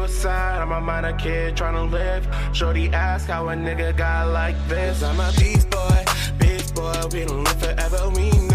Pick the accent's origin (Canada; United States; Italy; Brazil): Canada; Toronto, Ontario; I'm an artist from Toronto